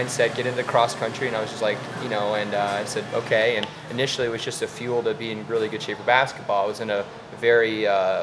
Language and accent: English; Florida Keys, United States; now in Las Vegas, United States; Florida native. Grew up in South Florida, specifically in the Keys